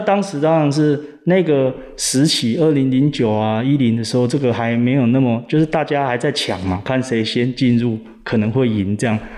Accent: Kaohsiung, Taiwan; moved away; also born or lived in Taichung; 其实我是高雄人，那那时候这个决定创业的时候，我是跑到台中

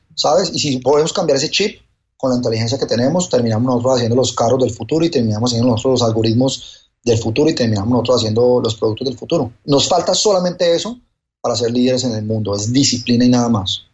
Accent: Colombia; now in Miami, United States; Yo soy colombiano en Miami

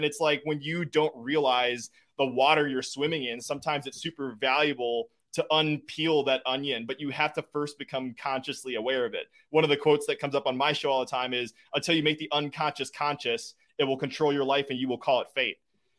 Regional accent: Wisconsin, United States; I am. Yeah. My parents live 10 minutes away from where we're at right now. My in-laws are 15 minutes away.

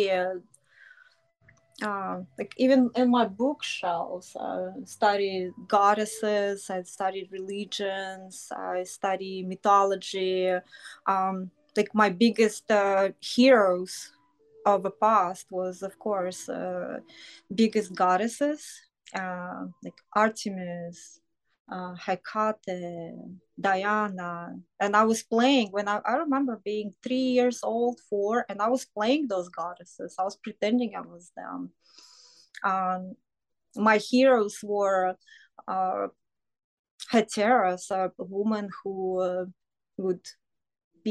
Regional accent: Russia; moved away as an adult; now in United States; I was born and raised in Soviet Union

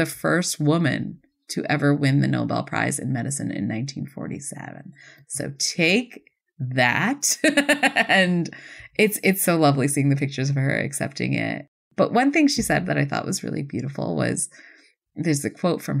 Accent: Buffalo, New York, United States; I grew up in Buffalo.

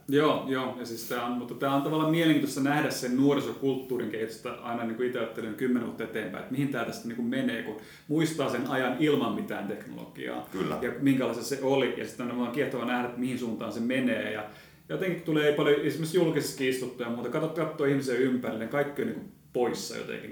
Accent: Seinäjoki, South Ostrobothnia, Finland; moved away; Mä oon itse Seinäjoelta

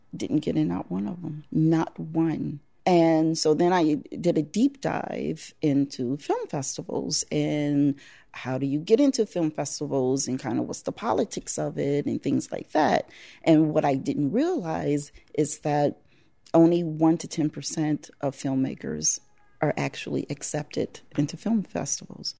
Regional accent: Chicago, Illinois, United States; I'm from Chicago, Illinois, the South Side, South Side born and bred

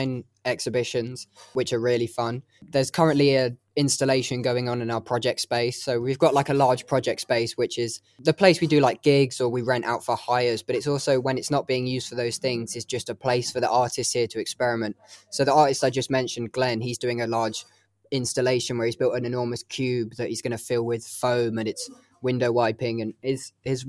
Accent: Hertfordshire, East of England, United Kingdom; moved away as an adult; now in Leeds, United Kingdom; I'm actually from Hertfordshire, which is, you know, just above London. I moved to Leeds for uni and then stuck to it like glue.

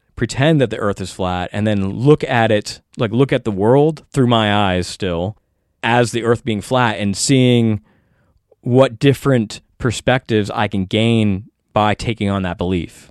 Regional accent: United States; as an American

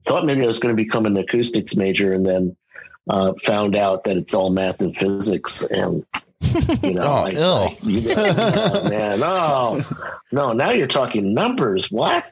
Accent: Westchester County, New York, United States; born or raised there

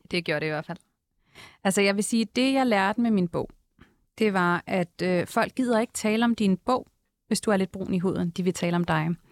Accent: Vestegnen, Capital Region of Denmark, Denmark; min egen uh, opvækst i The Hood, uh, Vestegnen.

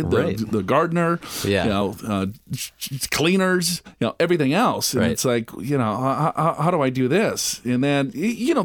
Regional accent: Minnesota, United States; I'm from Minnesota

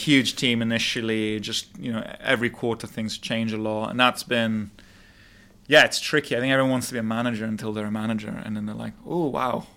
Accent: London, United Kingdom; moved away as an adult; also born or lived in Montreal, Canada; now in Dubai, United Arab Emirates; I was born and raised in London

